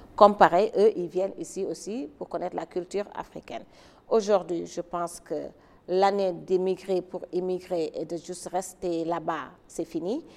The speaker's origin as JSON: {"language": "French", "region": "Dakar", "country": "Senegal", "tie": "born or raised there", "also_born_or_lived": "New York, United States / Washington, United States", "moved": "as an adult", "said": "Je suis sénégalaise, je suis née et j'ai grandi à Dakar."}